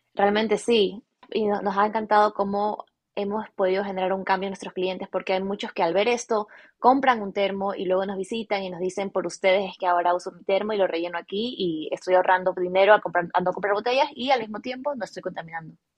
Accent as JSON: {"language": "Spanish", "town": "Guayaquil", "region": "Guayas", "country": "Ecuador", "tie": "born or raised there", "said": "nací en Guayaquil, en Ecuador, toda mi vida he vivido en Ecuador"}